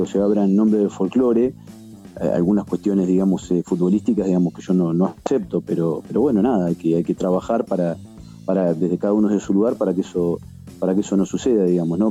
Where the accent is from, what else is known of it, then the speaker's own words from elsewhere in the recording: La Plata, Buenos Aires Province, Argentina; yo soy de La Plata